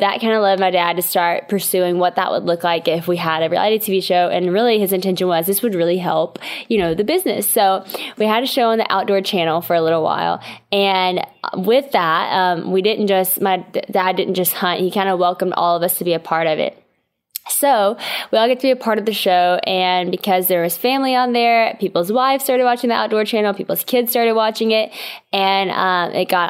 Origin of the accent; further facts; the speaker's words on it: West Monroe, Louisiana, United States; So I'm from West Monroe, Louisiana, which is a pretty small town in Louisiana.